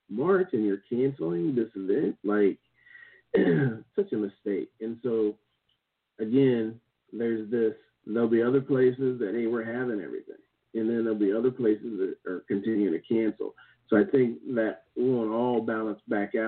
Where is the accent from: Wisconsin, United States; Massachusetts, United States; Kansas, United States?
Kansas, United States; moved away; in my hometown, we have this old settlers because the Santa Fe Trail and the Oregon Trail both came through this town